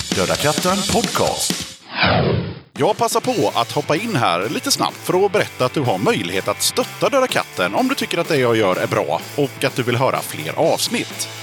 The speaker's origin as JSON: {"language": "Swedish", "country": "Sweden", "said": "vi är ju svenskar"}